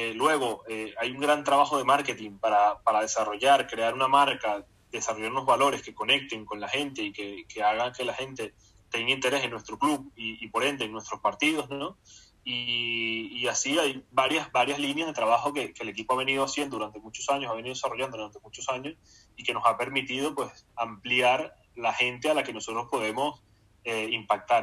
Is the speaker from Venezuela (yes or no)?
yes; Barquisimeto, Lara, Venezuela; yo nací en Barquisimeto y, de niño pues me gustaba Cardenales porque era el equipo de Barquisimeto